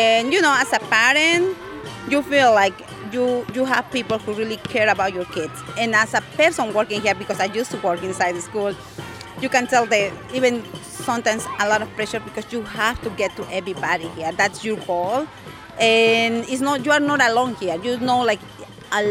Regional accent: Peru; moved away as an adult; now in Northampton, United States; I'm from Peru. I have been living in the United States for around 10 years now.

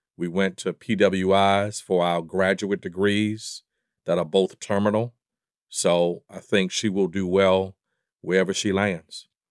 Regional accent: Baltimore, Maryland, United States; Channel 32 growing up in Baltimore was the public station broadcasted by Howard University

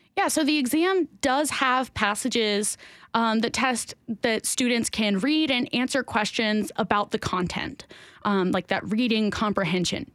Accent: Tennessee, United States; I've been born and raised in Tennessee

